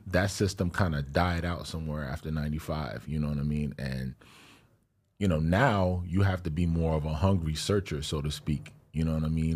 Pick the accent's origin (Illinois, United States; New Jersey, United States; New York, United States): New York, United States; New York City; she's from my home, from my hometown too